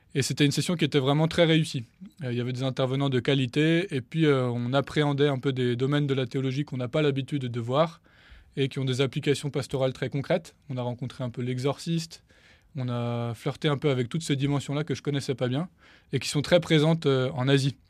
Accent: Paris, Île-de-France, France; le diocèse de Paris dont je suis originaire

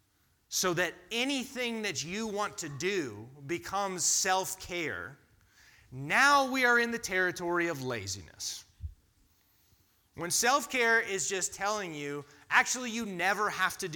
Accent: United States; as an American culture

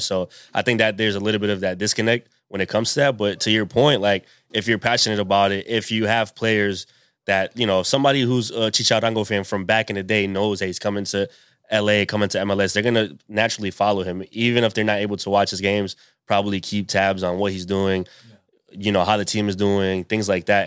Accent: Pawtucket, Rhode Island, United States; also born or lived in Providence, Rhode Island; I'm from, I'm from Pawtucket. I was born in Providence, which is the, the capital.

